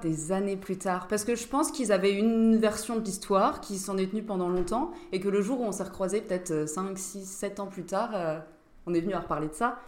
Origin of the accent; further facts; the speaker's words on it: Nancy, Grand Est, France; on est tous de Nancy au départ. On était dans la même classe en terminale